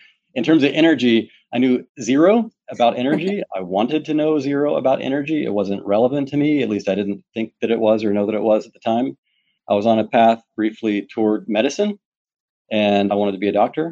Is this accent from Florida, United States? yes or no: no; Pike Road, Alabama, United States; born or raised there; now in Houston, United States